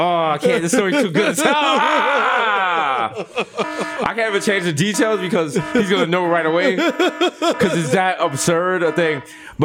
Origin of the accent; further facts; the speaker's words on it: New York, United States; the worst part of being a New Yorker is when you have to explain your house when people come over.